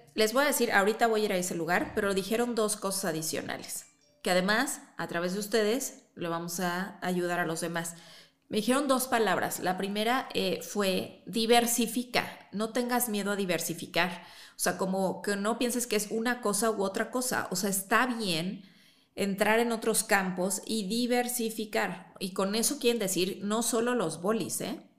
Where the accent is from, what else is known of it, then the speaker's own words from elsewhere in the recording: Chihuahua, Mexico; now in Mexico City, Mexico; yo también crecí allá en Chihuahua